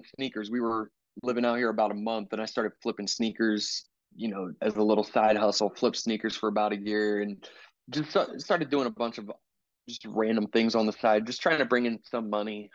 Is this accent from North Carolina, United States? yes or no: no; Philadelphia, Pennsylvania, United States; moved away as an adult; now in Indianapolis, United States; I was born and raised in Philly